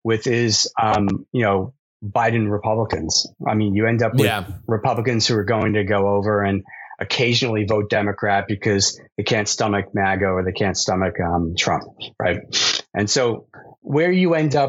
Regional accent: Long Island, New York, United States; moved away; I'm from Long Island

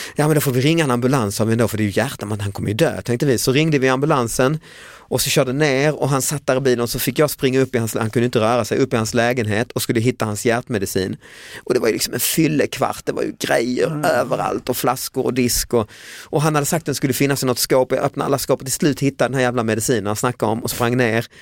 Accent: Lund, Skåne, Sweden; min hemstad Lund

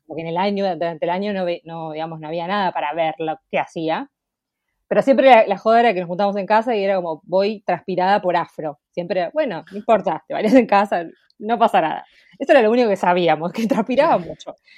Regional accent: La Plata, Buenos Aires Province, Argentina; soy de La Plata

